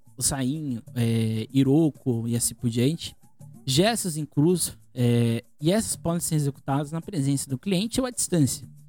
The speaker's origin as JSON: {"language": "Portuguese", "town": "Santos", "region": "São Paulo", "country": "Brazil", "said": "eu sou aqui de Santos, né?"}